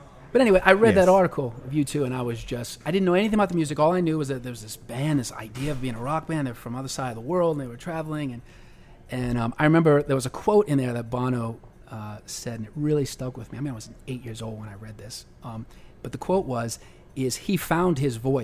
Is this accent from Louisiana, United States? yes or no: yes; New Orleans, Louisiana, United States; I grew up here in New Orleans